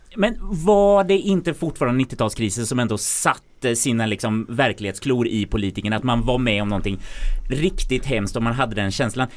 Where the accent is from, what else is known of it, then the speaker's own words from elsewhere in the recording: Värmland, Sweden; säger jag som värmlänning som växte upp.